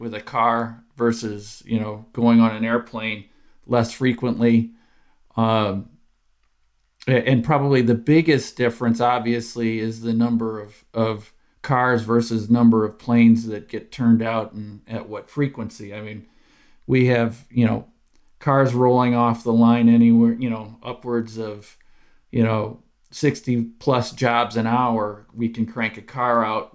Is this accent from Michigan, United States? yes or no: yes; Dearborn Heights, Michigan, United States; I'm actually from Dearborn, Dearborn Heights originally